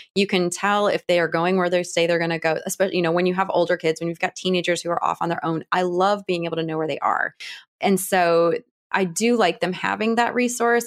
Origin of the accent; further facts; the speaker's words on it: Cleveland, Ohio, United States; also born or lived in Washington, D.C.; now in Atlanta, United States; I'm from the Cleveland area. I'm from Ohio